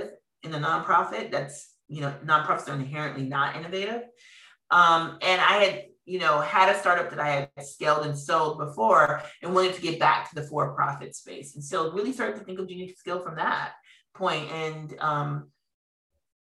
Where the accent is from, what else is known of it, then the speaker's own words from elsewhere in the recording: Minneapolis, Minnesota, United States; moved away; I'm from Minneapolis